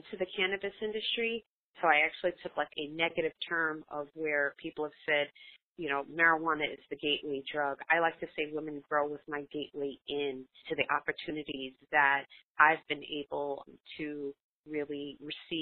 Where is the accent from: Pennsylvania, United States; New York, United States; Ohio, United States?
New York, United States; New York City; I grew up in Brooklyn, New York, we were really fortunate enough to have swimming pools in our apartment complex.